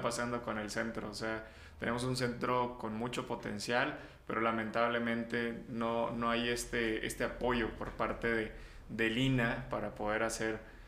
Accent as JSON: {"language": "Spanish", "country": "Mexico", "said": "nosotros desde nuestra postura como mexicanos"}